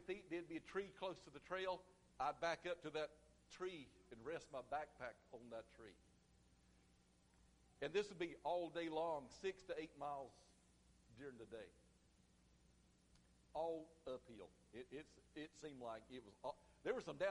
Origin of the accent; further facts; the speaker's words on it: United States; I grew up in Chesterfield County